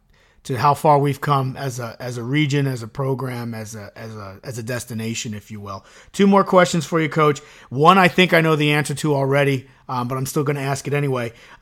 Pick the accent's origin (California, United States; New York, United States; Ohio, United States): New York, United States; Suffern; I grew up in Suffern.